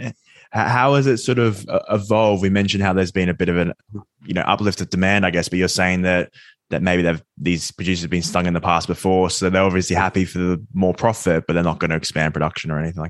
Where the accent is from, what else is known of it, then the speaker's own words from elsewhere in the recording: Australia; I'm from Australia